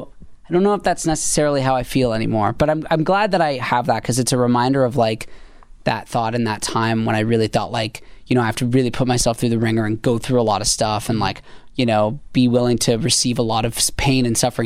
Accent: Canada; I'm from Canada

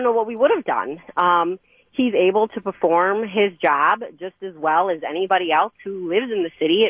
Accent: Lake Country, Wisconsin, United States; also born or lived in Waukesha, Wisconsin; And we have lived in Waukesha pretty much our whole lives. I grew up in Lake Country.

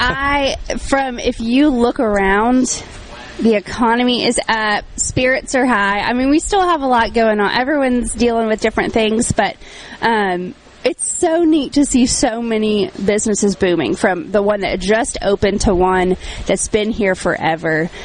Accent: Nashville, Tennessee, United States; moved away as an adult; also born or lived in Franklin, Tennessee; now in Laurel, United States; I'm from Nashville

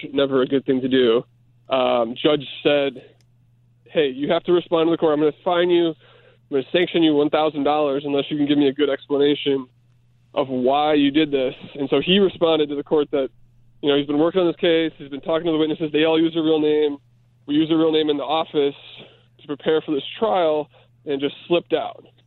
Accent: Chicago, Illinois, United States; I'm a Chicagoan

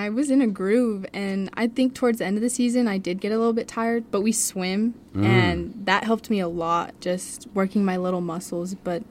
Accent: Las Cruces, New Mexico, United States; I'm from Cruces

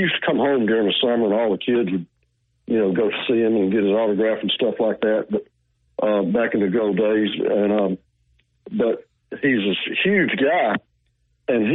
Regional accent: Linden, Alabama, United States; my hometown, Lynette, Alabama

